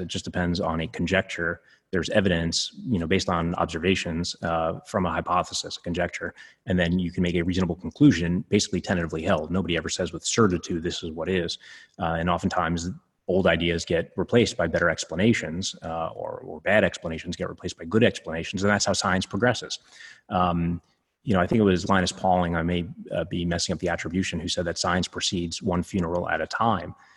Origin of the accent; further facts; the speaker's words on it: New York City, New York, United States; where I grew up in Coney Island